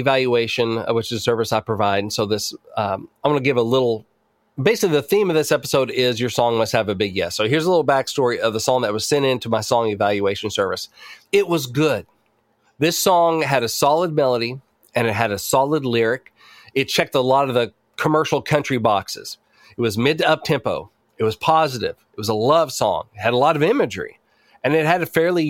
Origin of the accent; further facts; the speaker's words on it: Batesville, Arkansas, United States; where I grew up in Batesville, Arkansas